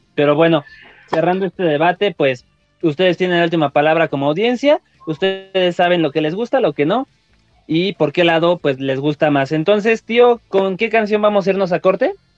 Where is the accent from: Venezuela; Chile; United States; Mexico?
Mexico; somos mexicanos, somos acá